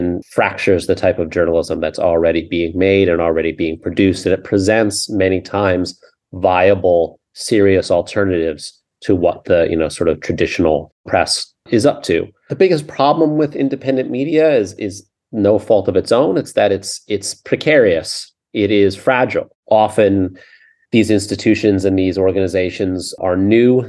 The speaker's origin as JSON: {"language": "English", "country": "United States", "said": "as American"}